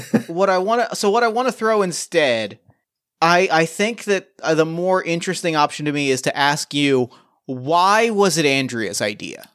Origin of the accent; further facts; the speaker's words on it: New Jersey, United States; I grew up in New Jersey